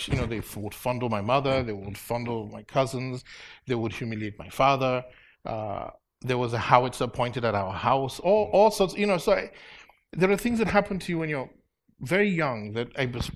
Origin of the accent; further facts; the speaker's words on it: Afikpo, Nigeria; moved away as an adult; also born or lived in Los Angeles / Chicago; now in United States; a small town, Afiko, is right by the Cross River, mm-hmm, and we're 17 miles from Cameroon